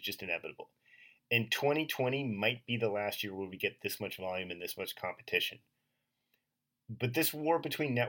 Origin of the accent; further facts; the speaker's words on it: Pittsburgh, Pennsylvania, United States; I was born in Pittsburgh